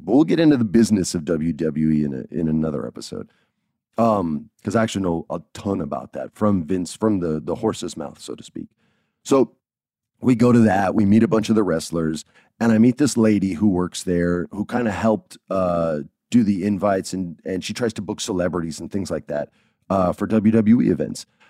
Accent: New Mexico, United States; I'm from New Mexico and that's close to Texas.

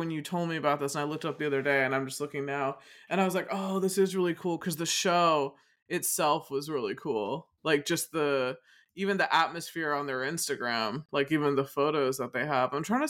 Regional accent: United States; I guess it's maybe because I'm American and I know that look a lot

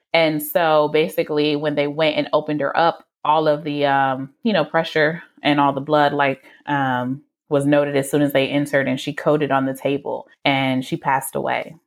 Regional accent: Detroit, Michigan, United States; I am from the Metro Detroit area

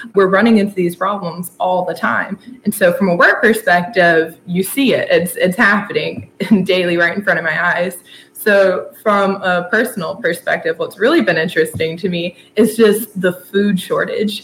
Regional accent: Blairsville, Georgia, United States; moved away as an adult; now in Athens, United States; I'm from a little town called Blairsville, Georgia, up in the North Georgia mountains

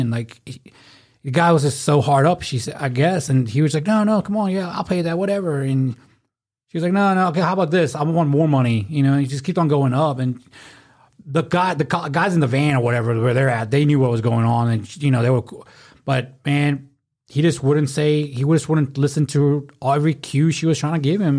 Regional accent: Memphis, Tennessee, United States; we're from Memphis

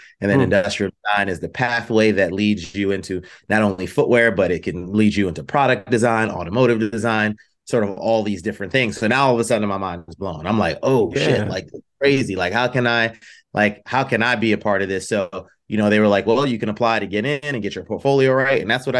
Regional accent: New York, United States; You know, I'm originally from the East Coast and born in New York.

